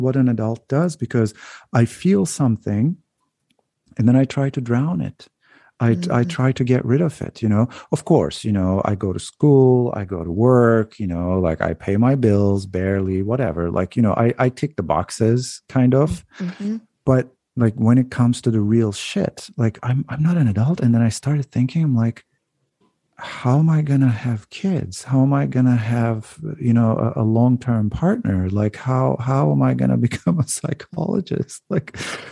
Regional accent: Turkey; moved away as an adult; also born or lived in United States / Canada; now in Netherlands; growing up in Turkey and then going to different countries when I was so young, and then coming back

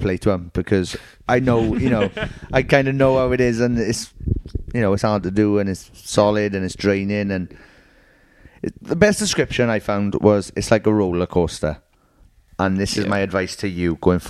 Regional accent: Merthyr Tydfil, Wales, United Kingdom; I'm from Earth of Tidville

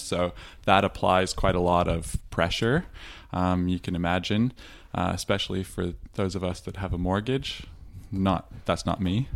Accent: Toronto, Ontario, Canada; now in Victoria, Australia; I grew up in Toronto

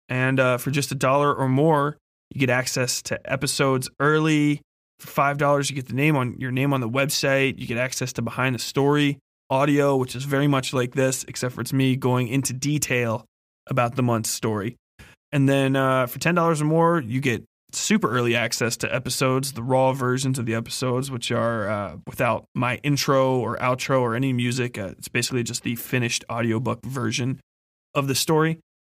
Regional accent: Midwest, United States; I'm from the fucking Midwest

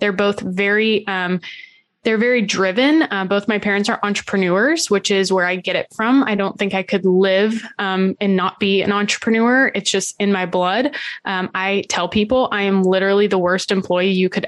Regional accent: Central Florida, United States; I'm from Central Florida.

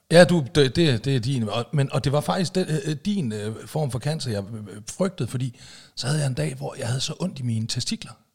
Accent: Aalborg, North Denmark Region, Denmark; now in Zealand, Denmark

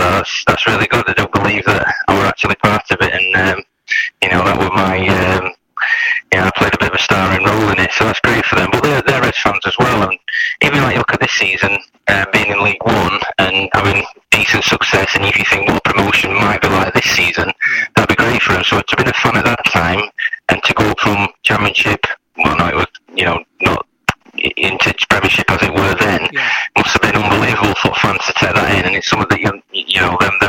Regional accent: Doncaster, Yorkshire and the Humber, United Kingdom; also born or lived in Barnsley; I come from Doncaster, but my dad worked at Askham Pit for 30 years

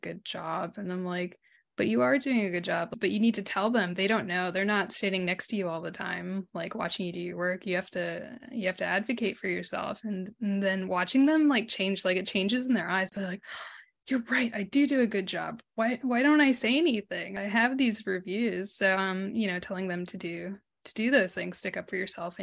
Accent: United States; accent: American twang; moved away as an adult; also born or lived in New York; now in Sydney, Australia; I'm American and my husband's Australian

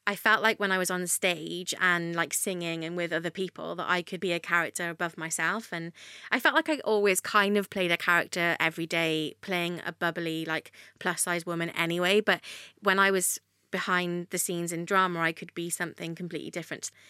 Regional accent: Wales, United Kingdom; Oh, there was everything there that I guess is in London, just on a smaller scale.

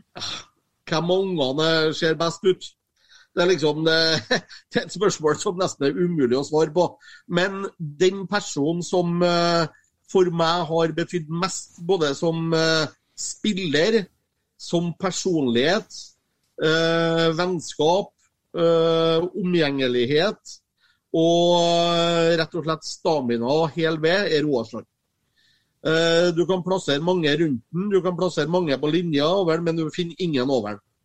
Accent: Copenhagen, Capital Region of Denmark, Denmark; now in Norway; når jeg kommer til København, så sier jeg at jeg kommer hjem

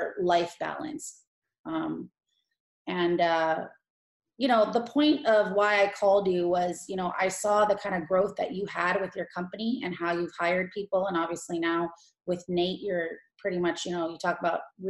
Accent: Los Angeles, California, United States; moved away as an adult; now in Tampa, United States; Kush is my brother, and we're from Los Angeles

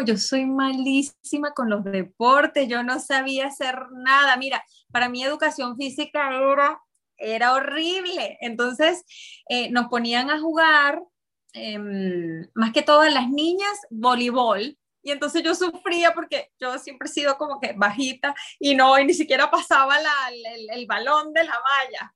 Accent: Venezuela; soy venezolana

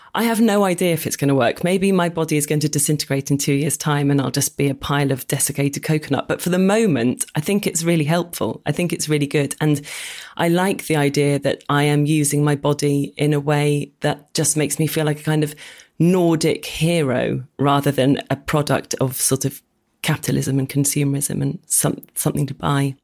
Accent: Oxford, South East England, United Kingdom; moved away as an adult; now in London, United Kingdom; Well, I grew up in Oxford

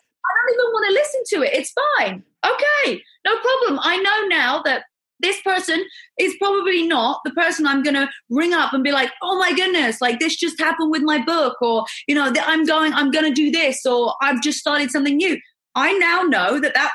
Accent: England, United Kingdom; moved away as an adult; also born or lived in America; now in United States; I'm from England.

